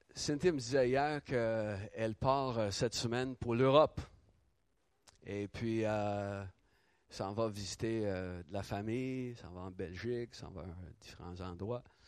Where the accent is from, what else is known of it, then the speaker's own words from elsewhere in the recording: Ottawa, Ontario, Canada; tout le quartier euh, où, j'ai grandi à Ottawa